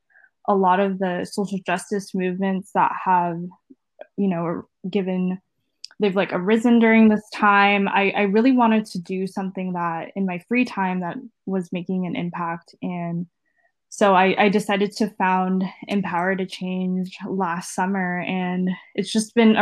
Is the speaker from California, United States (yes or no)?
yes; East Bay, San Francisco Bay Area, California, United States; also born or lived in Washington, D.C.; I grew up here in the Bay Area, born and raised in the East Bay